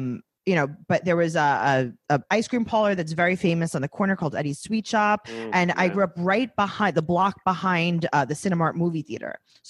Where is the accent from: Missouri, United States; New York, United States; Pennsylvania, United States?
New York, United States; New York City; I grew up in Forest Hills, Hemda.